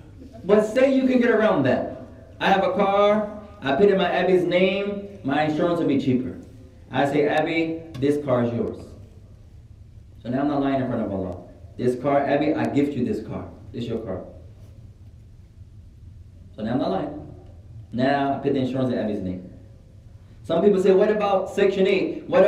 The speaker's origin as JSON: {"language": "English", "country": "Somalia", "said": "I'm cold, I'm from Somalia. I'm cold, ya akhi."}